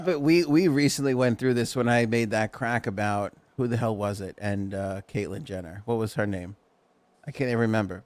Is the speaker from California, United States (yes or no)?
no; New York, United States; we grew up in New York.